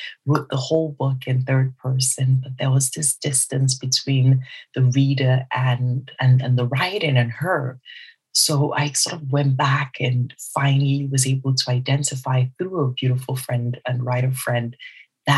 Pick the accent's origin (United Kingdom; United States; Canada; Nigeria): Nigeria; South East Nigeria; I am Nigerian and I'm also Igbo within Nigeria, some southeast of Nigeria